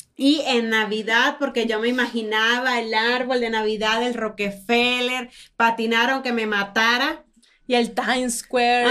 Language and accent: Spanish; Falcón, Venezuela; moved away; yo vengo de Venezuela, yo vengo de las playas de Falcón